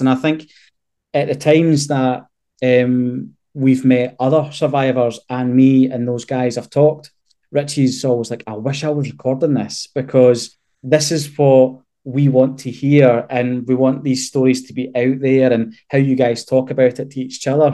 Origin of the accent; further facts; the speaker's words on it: Scotland, United Kingdom; we're typical Scottish men